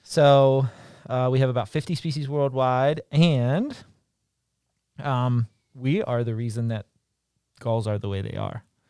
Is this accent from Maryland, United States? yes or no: yes; Maryland, United States; moved away; I'm from Maryland originally